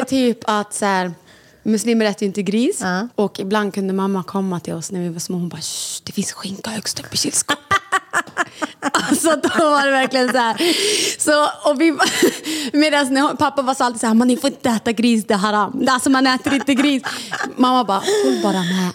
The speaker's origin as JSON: {"language": "Swedish", "country": "Sweden", "tie": "born or raised there", "said": "Vi båda två är födda i Sverige, eller Lambert kom när han var mycket mindre men vi är ändå uppvuxna i Sverige"}